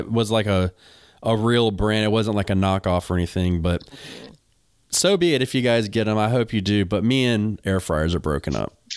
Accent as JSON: {"language": "English", "region": "North Carolina", "country": "United States", "said": "I'm from North Carolina."}